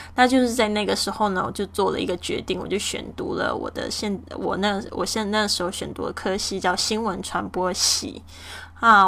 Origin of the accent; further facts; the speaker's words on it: Kaohsiung, Taiwan; 我家乡的这个高雄的